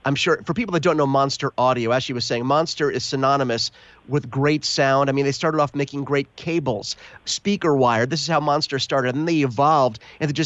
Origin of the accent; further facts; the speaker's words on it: United States; I'm American